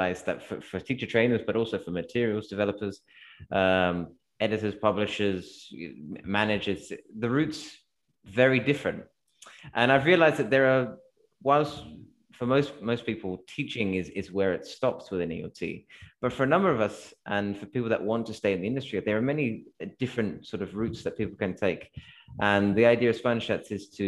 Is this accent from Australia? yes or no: yes; Australia; also born or lived in London; now in Spain; I'm Australian, so the hot weather is kind of natural for me